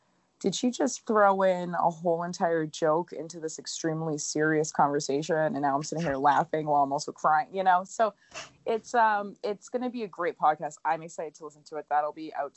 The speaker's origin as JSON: {"language": "English", "town": "Worcester", "region": "Massachusetts", "country": "United States", "accent": "Worcester", "said": "my Worcester accent"}